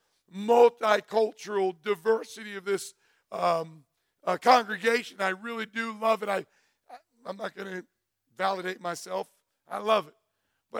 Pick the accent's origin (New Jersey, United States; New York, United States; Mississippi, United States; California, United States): New York, United States; Catskill; also born or lived in Greenville, New York; we moved when I was 12 from Catskill, New York to Greenville, New York